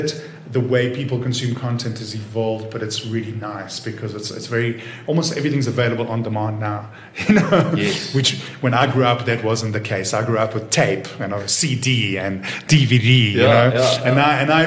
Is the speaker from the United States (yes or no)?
no; Israel; born or raised there; also born or lived in Watford, United Kingdom; now in South Africa